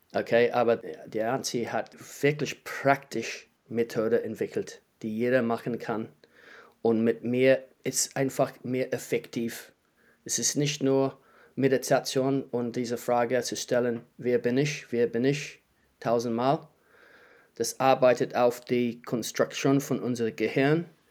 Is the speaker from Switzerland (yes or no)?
no; New Zealand; German is a second language; moved away as an adult; also born or lived in Heidelberg, Germany / Wellington, New Zealand; now in Germany; Ich lebe seit 15 Jahren in Deutschland. Ich komme aus Neuseeland